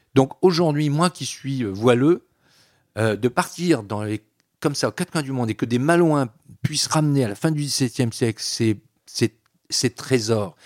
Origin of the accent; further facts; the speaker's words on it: Breton, Brittany, France; je suis breton, pas bretonnant, mais quand même, euh, culturellement, je revendique cette identité bretonne